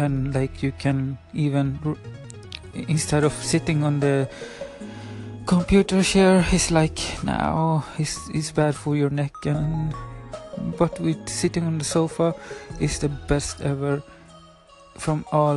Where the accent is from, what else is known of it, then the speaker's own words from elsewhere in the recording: Sweden; first language Spanish; English is a second language; I'm 27 years old from Sweden, but my parents are from Chile, from Valparaiso, the paradise city, it's in English. And yeah, my first language is Spanish, of course, and my second language is Swedish